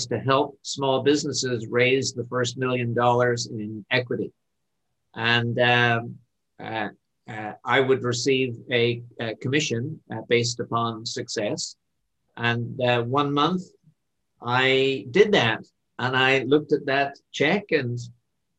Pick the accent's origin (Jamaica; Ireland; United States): Ireland; now in Canada; My home country is Ireland, and I'm an immigrant to Canada